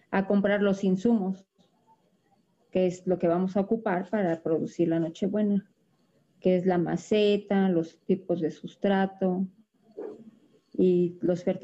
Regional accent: Xochimilco, Mexico City, Mexico; yo soy originaria de aquí de la Ciudad de México. Pertenezco a la delegación Xochimilco y tengo ya 12 años dedicándome a esta actividad

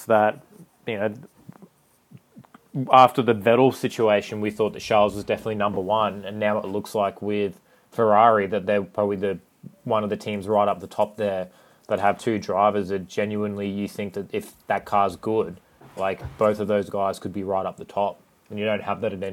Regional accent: Ipswich, Queensland, Australia; I grew up in Ipswich

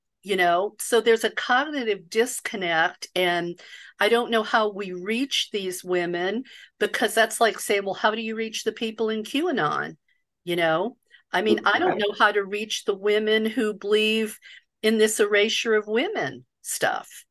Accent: the South, United States; the welfare queen stereotype that I grew up with in the South

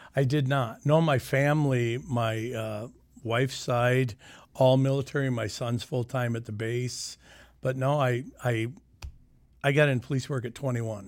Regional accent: Sioux City, Iowa, United States; I grew up in Sioux City. I grew up in the Leeds area.

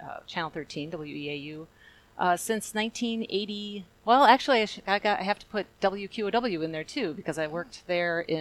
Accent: Tilden, Wisconsin, United States; I've been in this area my entire life. I grew up in Tilden, as Jerry said, and that's a small little hamlet north of Chippewa Falls

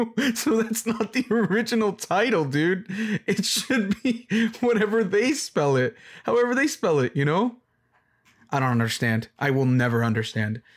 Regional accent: Mexico; first language English; I'm Mexican

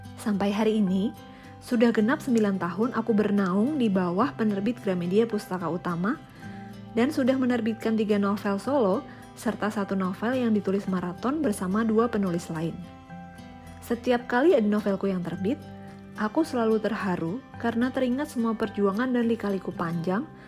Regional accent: Yogyakarta, Special Region of Yogyakarta, Indonesia; moved away; Aku lahir dan besar di kota Gudeg, Yogyakarta, tapi sekarang tinggal berpindah-pindah kota bersama keluarga

